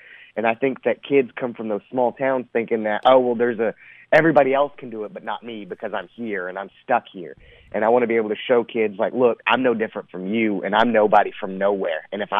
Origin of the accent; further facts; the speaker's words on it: Texas, United States; I was born and raised in Texas